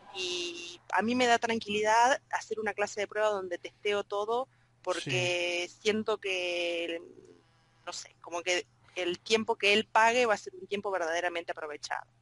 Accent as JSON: {"language": "Spanish", "country": "Argentina", "said": "yo también soy argentina"}